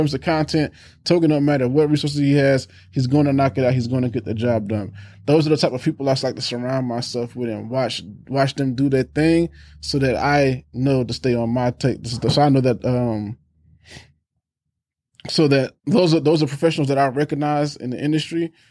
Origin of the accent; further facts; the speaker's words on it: Germany; born there; also born or lived in Maryland / Texas / California / Alabama; so I was born in Germany, went for, went to Maryland, and then we went to Texas.